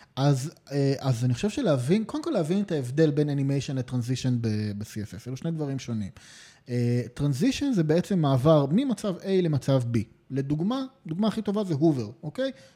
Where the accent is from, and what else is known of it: Israel